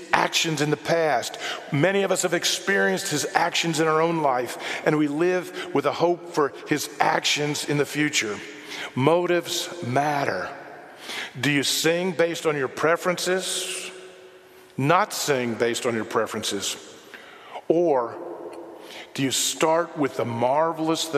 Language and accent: English; United States; I'm an American